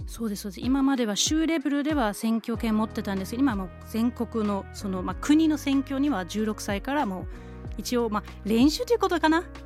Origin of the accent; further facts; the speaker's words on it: Kiel, Schleswig-Holstein, Germany; 私の出身地はドイツのキールなんですけど